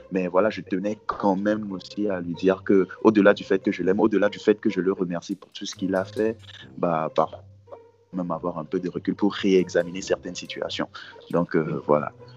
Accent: Togo; je suis togolais, togolais et fier

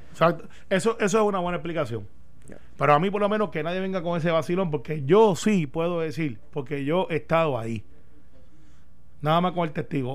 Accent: Puerto Rico; also born or lived in Daytona, Florida; yo siendo el único puertorriqueño allí, mm, también me discriminaban porque tenía acento

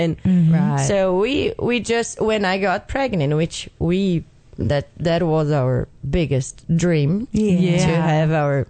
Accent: Brazil; English is a second language; moved away as an adult; now in Chattanooga, United States; I'm from Brazil.

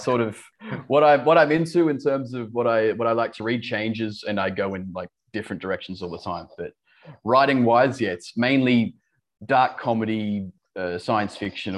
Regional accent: Australia; accent: Australian; Yeah, I've sort of lost my Australian accent over the years. I've got lots of friends in the UK that say I sound Australian, and my Australian friends say I sound English.

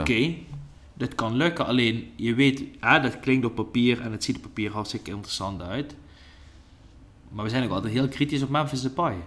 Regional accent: Netherlands; ik als Nederlander

